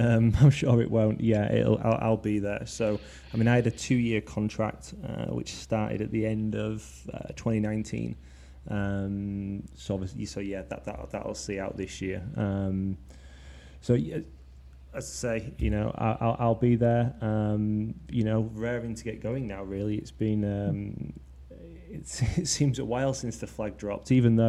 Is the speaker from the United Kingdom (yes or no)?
yes; Leeds, Yorkshire and the Humber, United Kingdom; also born or lived in Twickenham; now in Binfield, United Kingdom; So I'm from Leeds originally, but I moved to Twickenham about a year ago